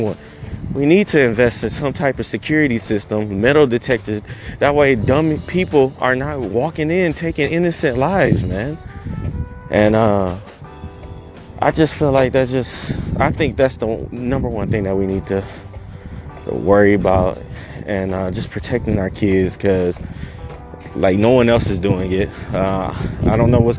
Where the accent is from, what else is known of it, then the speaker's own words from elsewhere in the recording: Detroit, Michigan, United States; I grew up in Detroit